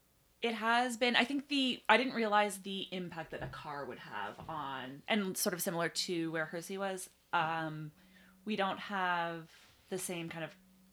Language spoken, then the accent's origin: English; Ottawa, Ontario, Canada; We're like, we're from Ottawa. Like, I don't think we didn't know anyone.